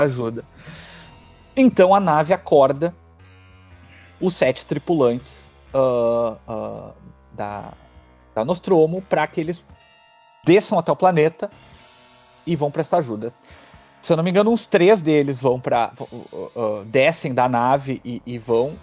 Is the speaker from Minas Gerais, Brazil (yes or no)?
no; Rio Grande do Sul, Brazil; accent: gaúcho